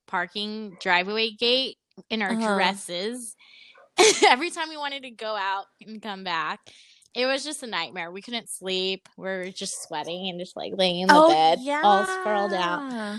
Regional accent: Southern California, United States; moved away as an adult; also born or lived in Brazil; now in San Francisco Bay Area, United States; I also was kind of raised in Southern California, and I just moved up north to the Bay

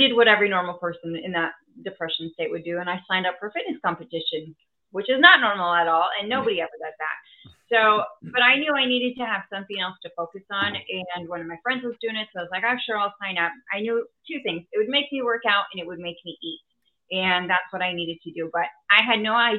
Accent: Wisconsin, United States; also born or lived in Texas; my entrepreneur journey probably began when I was young, growing up actually here in Wisconsin

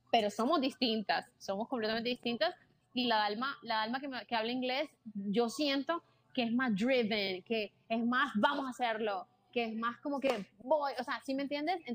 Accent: Caribbean coast, Colombia; pero es de Colombia, ¿ya? Y es de la costa, de donde yo soy también.

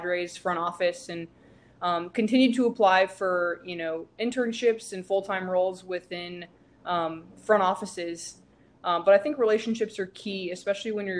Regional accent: San Diego, California, United States; moved away as an adult; now in Houston, United States; I'm from San Diego, and then went to school in Northern California

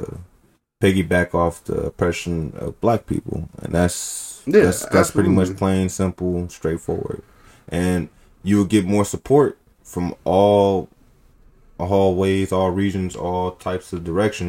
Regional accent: Oakland, California, United States; we come from Oakland

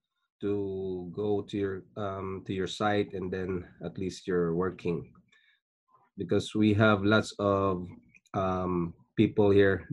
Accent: Philippines; moved away as an adult; also born or lived in Singapore; now in Canada; I was born in Philippines. I'm a Filipino and I worked in Singapore for 5 years, leaving my family behind in Philippines. And then we decided to immigrate to Canada and became a Canadian citizen.

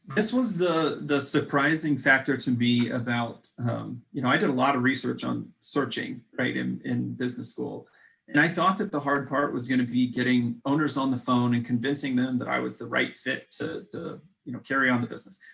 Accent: Midwest, United States; We're, we're both from the Midwest

